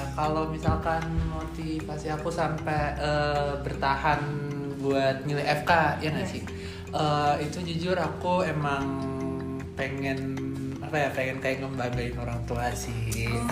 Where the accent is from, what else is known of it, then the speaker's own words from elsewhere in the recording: Jakarta, Indonesia; moved away as an adult; now in Malang, Indonesia; asal aku dari Jakarta